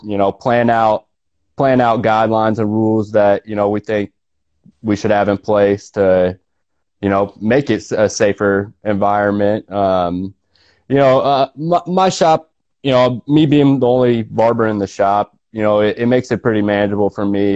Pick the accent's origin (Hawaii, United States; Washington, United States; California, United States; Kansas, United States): Kansas, United States; Nortonville; I'm from Nortonville. Uh, grew up there